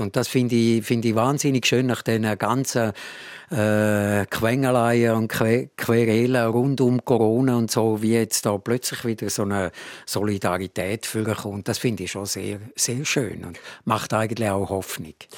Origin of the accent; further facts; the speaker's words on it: Buchs, Switzerland; Ich bin selber im Buchs aufgewachsen